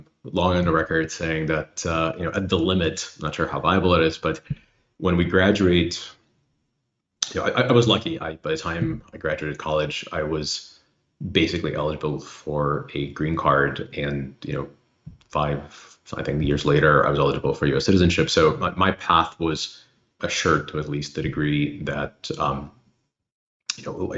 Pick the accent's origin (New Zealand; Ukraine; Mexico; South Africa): Ukraine; also born or lived in Illinois; now in United States; where I grew up in Soviet Union